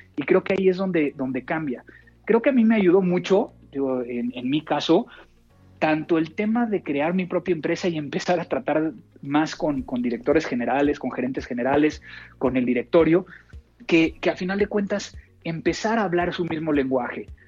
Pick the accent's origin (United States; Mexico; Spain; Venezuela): Mexico; no como comida mexicana fuera de mi país porque no sabe igual